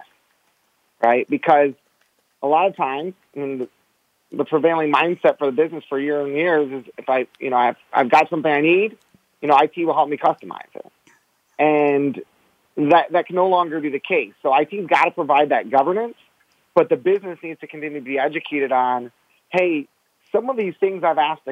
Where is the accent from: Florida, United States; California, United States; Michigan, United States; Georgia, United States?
Michigan, United States; I'm the one from Michigan and I'm a Pistons fan